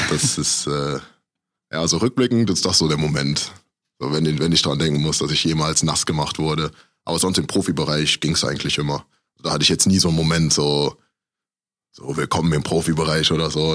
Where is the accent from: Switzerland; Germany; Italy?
Germany; Aachen, North Rhine-Westphalia; moved away as an adult; also born or lived in Düsseldorf / Cologne; now in Iserlohn, Germany; ich komme halt aus Aachen ursprünglich